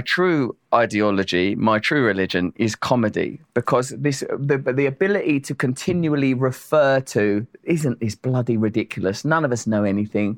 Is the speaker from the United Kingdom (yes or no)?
yes; Essex, East of England, United Kingdom; I'm from Essex, which is the New Jersey of my country